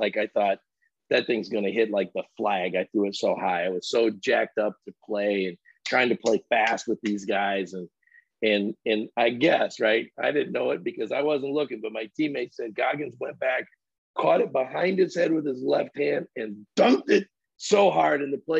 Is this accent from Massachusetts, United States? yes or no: no; Unionville, Michigan, United States; growing up in Unionville